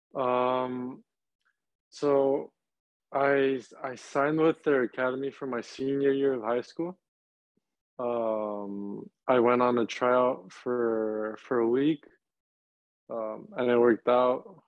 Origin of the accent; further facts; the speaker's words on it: Laredo, Texas, United States; moved away as an adult; now in Charlotte, United States; I'm from Laredo, which is two and a half hours away from from RGV.